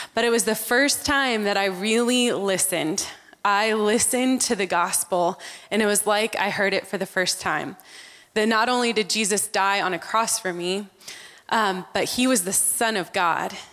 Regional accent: Texas, United States; also born or lived in Amman, Jordan; back to Texas. And that's where we grew up

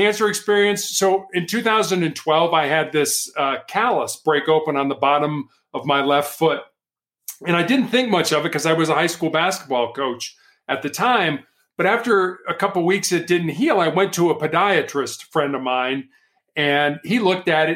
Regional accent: Chicago, Illinois, United States; I was born and raised in Chicago, Illinois

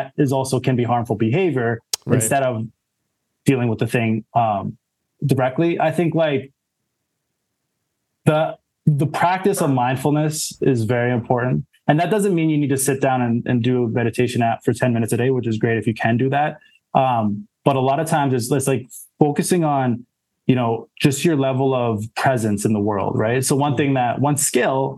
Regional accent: Saskatoon, Saskatchewan, Canada; moved away as an adult; also born or lived in Alberta; now in Toronto, Canada; I grew up in Saskatoon, that was where I was born and raised, in Saskatchewan.

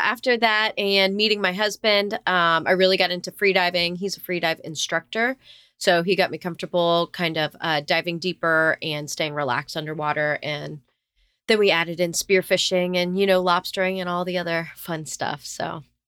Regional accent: South Florida, United States; I was born and raised in, uh, sunny South Florida

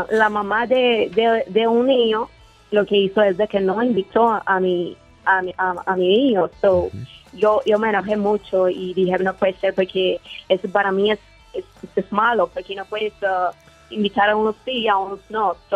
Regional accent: Guanajuato, Mexico; now in United States; Ah, de Guanajuato.

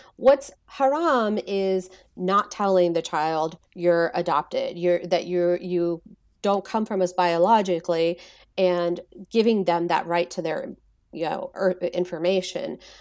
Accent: Texas, United States; growing up in Texas

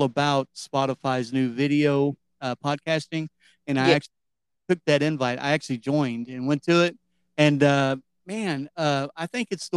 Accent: Cleveland, Ohio, United States; moved away; I'm from Cleveland, or just on the other side of Cleveland originally.

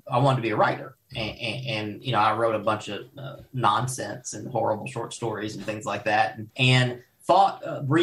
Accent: Louisville, Kentucky, United States; moved away as an adult; also born or lived in Paducah, Kentucky / western US; I grew up in, I was born in Paducah and I was raised in Louisville.

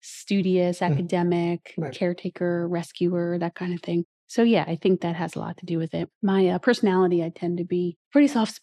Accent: Rosenhayn, New Jersey, United States; also born or lived in Marlton, New Jersey; I grew up in South Jersey, further south in Cumberland County

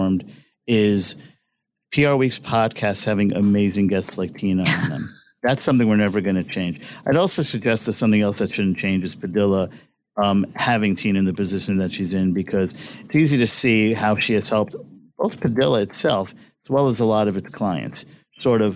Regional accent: New York City, New York, United States; I'm from Brooklyn, New York

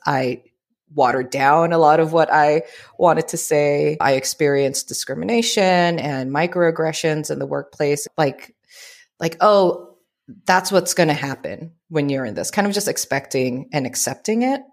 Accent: Oakland, California, United States; first language Tagalog; English is a second language; also born or lived in Philippines / Richmond, California; now in San Diego, United States; born and raised in the Bay Area, in the East Bay, Oakland, Richmond.

